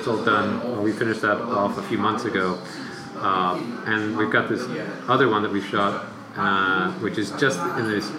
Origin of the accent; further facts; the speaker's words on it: Northern California, United States; I grew up in Northern California